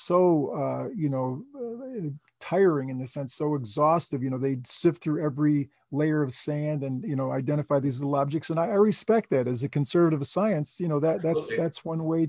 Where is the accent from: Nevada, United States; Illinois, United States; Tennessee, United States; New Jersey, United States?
Illinois, United States; Chicago; moved away; I was from Chicago